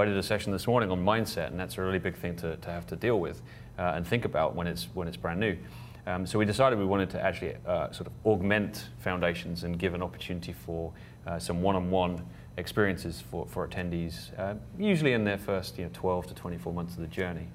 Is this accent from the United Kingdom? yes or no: yes; England, United Kingdom; I'm from England